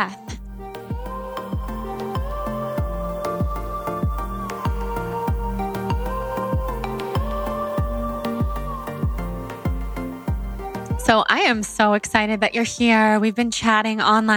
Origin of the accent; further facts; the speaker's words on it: Sacramento, California, United States; I'm from Sacramento